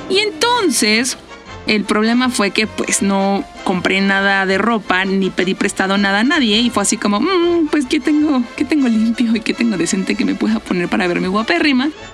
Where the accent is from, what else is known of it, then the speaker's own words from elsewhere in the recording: Mexico; soy de México